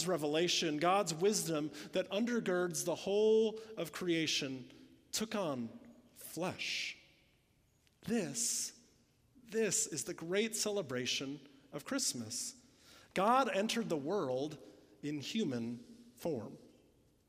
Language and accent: English; Illinois, United States; moved away; I'm from Illinois. We didn't even have hills there